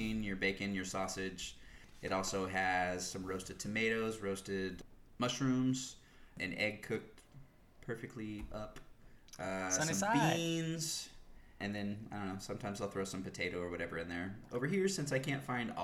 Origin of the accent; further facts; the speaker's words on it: Nebraska, United States; I grew up in Nebraska.